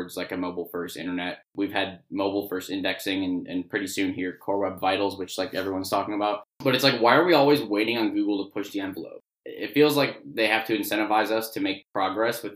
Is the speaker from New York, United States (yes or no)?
no; Chicago, Illinois, United States; also born or lived in Columbia, Missouri; I grew up in the Chicago area.